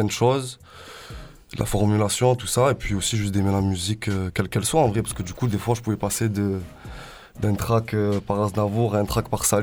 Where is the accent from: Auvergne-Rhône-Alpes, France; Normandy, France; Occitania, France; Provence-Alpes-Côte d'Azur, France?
Provence-Alpes-Côte d'Azur, France; Marseille; also born or lived in Aubagne area; moi j'ai grandi à La Plaine. Après je suis parti de Marseille, je suis parti aux alentours d'Aubagne dans un petit village